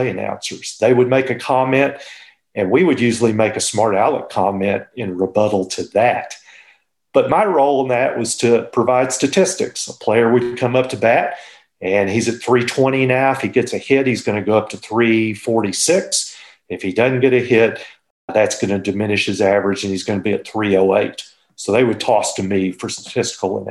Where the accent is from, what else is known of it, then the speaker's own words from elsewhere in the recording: Fort Worth, Texas, United States; I'm a native Texan. I was born in Fort Worth and grew up there